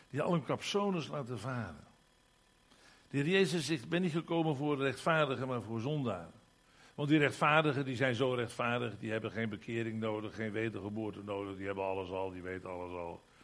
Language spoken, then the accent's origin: Dutch; Limburg, Netherlands; In de eerste plaats, ik ben Limburger, kom daar maar eens om.